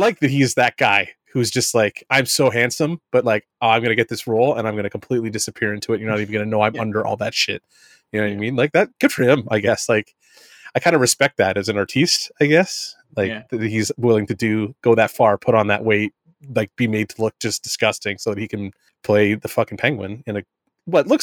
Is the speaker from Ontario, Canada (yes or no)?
yes; Southern Ontario, Canada; I'm a Canadian from Southern Ontario